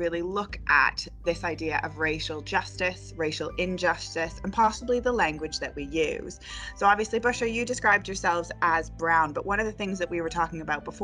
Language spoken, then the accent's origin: English; Canada; moved away as an adult; now in Hull, United Kingdom; I am also Canadian